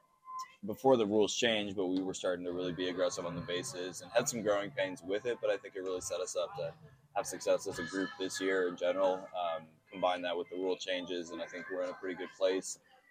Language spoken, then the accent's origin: English; Oakland, California, United States; Yeah, I went to a lot of A's games.